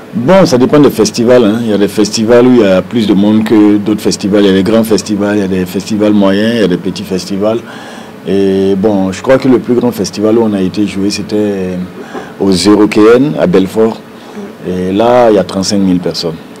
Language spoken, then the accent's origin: French; Burkina Faso; on est burkinabé